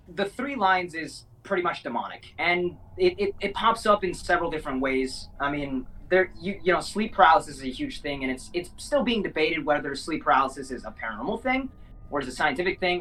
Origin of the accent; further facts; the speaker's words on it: Minnesota, United States; also born or lived in South America; my hometown in in Minnesota